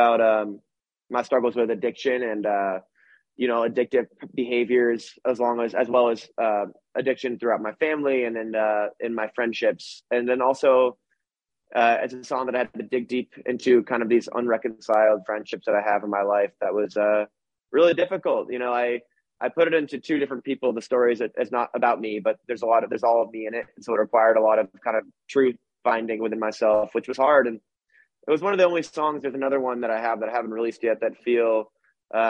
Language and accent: English; Vermont, United States; when I tell people I'm from Vermont, they think I'm from Canada